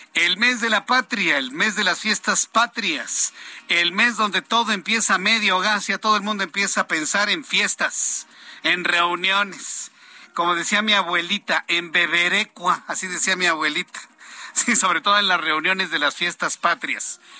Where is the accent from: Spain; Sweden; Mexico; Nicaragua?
Mexico; nosotros mexicanos